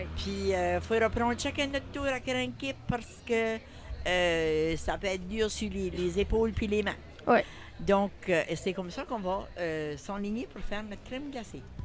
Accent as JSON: {"language": "French", "town": "Saint-Louis-de-Kent", "region": "New Brunswick", "country": "Canada", "said": "Je viens de Saint-Louis-de-Kent"}